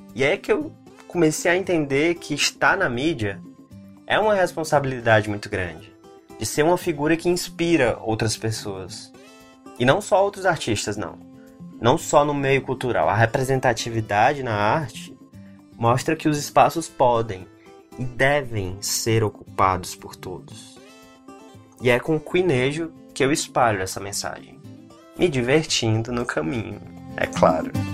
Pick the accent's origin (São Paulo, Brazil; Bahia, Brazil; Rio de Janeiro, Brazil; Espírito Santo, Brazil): São Paulo, Brazil; Franca; now in São Paulo, Brazil; Eu cresci em Franca